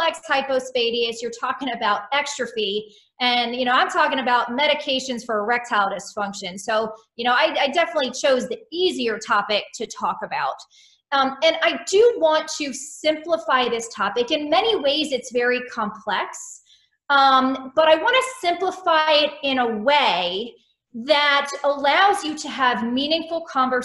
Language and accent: English; Maryland, United States; moved away as an adult; also born or lived in Miami / Houston / Philadelphia / Winston-Salem; now in Iowa City, United States; I did not grow up in the Midwest, and I grew up in Maryland